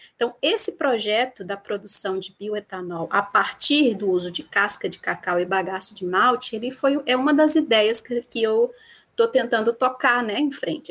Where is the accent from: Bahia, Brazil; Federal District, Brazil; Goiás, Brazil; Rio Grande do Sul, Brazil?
Bahia, Brazil; Vitória da Conquista; moved away as an adult; also born or lived in Viçosa, Minas Gerais / Campinas, São Paulo; eu sou natural de Vitória da Conquista, no sudoeste da Bahia